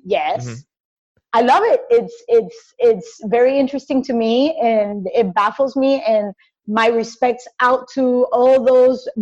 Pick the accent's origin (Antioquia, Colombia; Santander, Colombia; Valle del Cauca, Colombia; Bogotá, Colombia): Valle del Cauca, Colombia; Cali; moved away as an adult; born and raised in Cali, Colombia